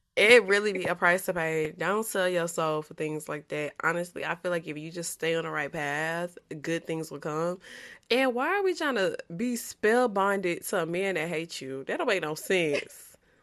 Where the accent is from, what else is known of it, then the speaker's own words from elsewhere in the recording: Louisiana, United States; I'm from Louisiana